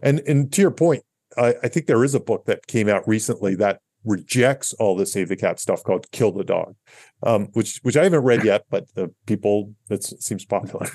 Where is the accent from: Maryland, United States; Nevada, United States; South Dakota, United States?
Maryland, United States; Catonsville; I'm from Catonsville, Maryland